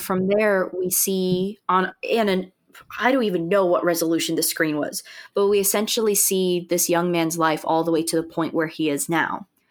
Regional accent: United States; I'm speaking as an American

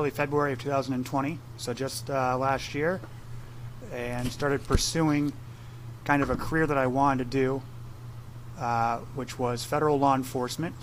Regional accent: Columbus, Ohio, United States; moved away as an adult; also born or lived in Chicago / North Carolina / Virginia; Born and raised here in Columbus, Ohio

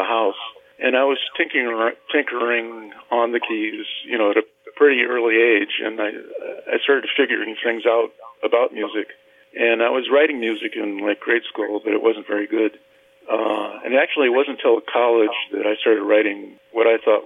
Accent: Michigan City, Indiana, United States; I grew up in Michigan City, and I was at St. Mary's grade school and high school

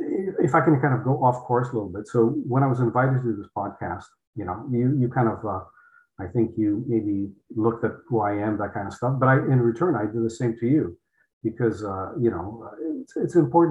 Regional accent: Poland; English is a second language; moved away; I came from Poland, couldn't speak English

